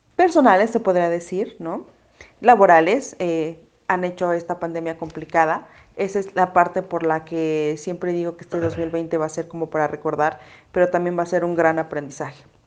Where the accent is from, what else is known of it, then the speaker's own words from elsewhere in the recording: Mexico City, Mexico; moved away as an adult; now in Hidalgo, Mexico; Yo soy de la Ciudad de México y me tuve que mudar a Hidalgo